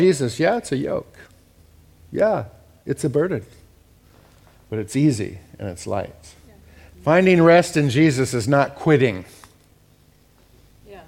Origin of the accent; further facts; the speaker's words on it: United States; I'm an American